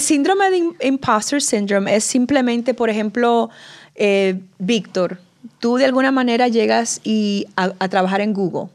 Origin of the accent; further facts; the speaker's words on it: Dominican Republic; accent: acento de Nueva York, acento de latino; also born or lived in New York City; now in New York, United States; yo crecí en la República Dominicana